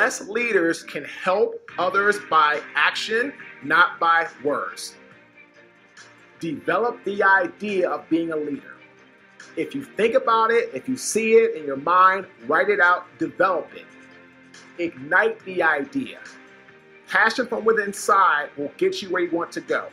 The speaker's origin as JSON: {"language": "English", "town": "Washington", "region": "District of Columbia", "country": "United States", "said": "I'm originally from Washington, D.C."}